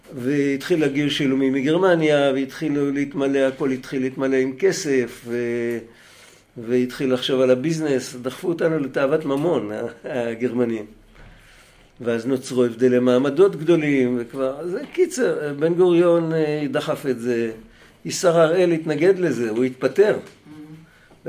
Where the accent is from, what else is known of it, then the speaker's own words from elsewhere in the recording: Bnei Brak, Tel Aviv District, Israel; אני בני ברקי